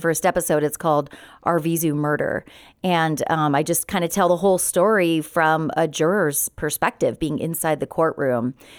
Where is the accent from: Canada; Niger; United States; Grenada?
United States; Redlands, California; also born or lived in San Bernardino / Los Angeles area; I was born in San Bernardino, but raised in Redlands